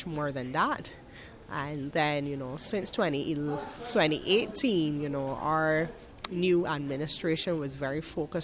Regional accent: Barbados; I'm from Barbados, a little island in the Caribbean

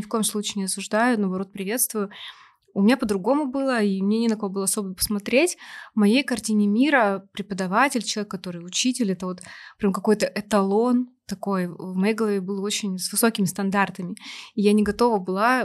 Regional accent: Novosibirsk, Novosibirsk Oblast, Russia; я из Новосибирска родом

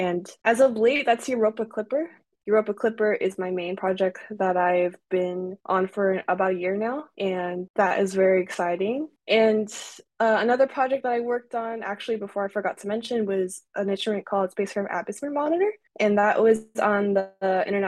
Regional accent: California, United States; I was actually from California

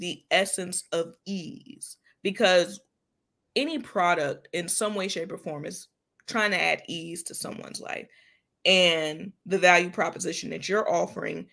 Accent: Jacksonville, Florida, United States; Jax Bridges, which is in my hometown

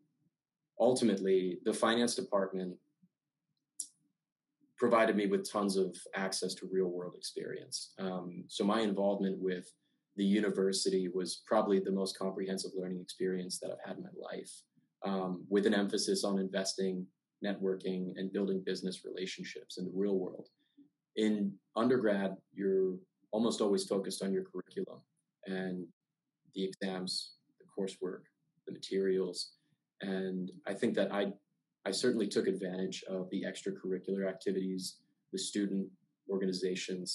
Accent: Maryland, United States; I'm from Maryland, and I'm a first-generation college student.

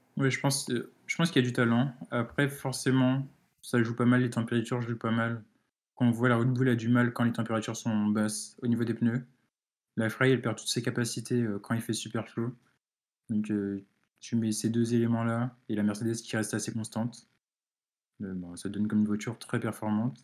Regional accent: France; je suis français

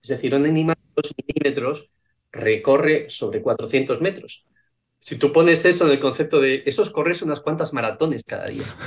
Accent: Asturias, Spain; moved away as an adult; also born or lived in Connecticut, United States; now in Bermuda; Yo que soy de Asturias

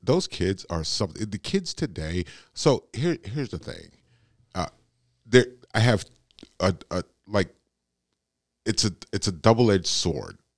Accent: United States; I'm born and raised in America. I'm an American

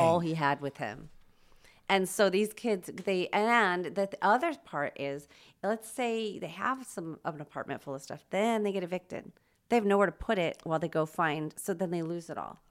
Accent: Los Angeles, California, United States; moved away as an adult; also born or lived in Chicago / Wyoming / Palm Springs / San Francisco; now in Spokane, United States; I grew up mostly in Los Angeles

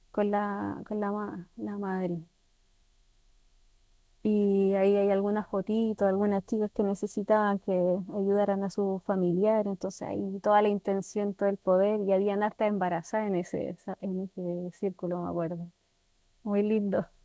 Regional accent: Santiago, Santiago Metropolitan Region, Chile; moved away as an adult; now in Pucón, Chile; Sí, yo ah, vengo de Santiago.

